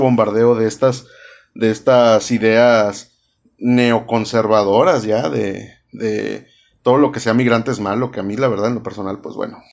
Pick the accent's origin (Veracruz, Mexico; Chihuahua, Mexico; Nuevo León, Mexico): Nuevo León, Mexico; Monterrey; Yo soy el regio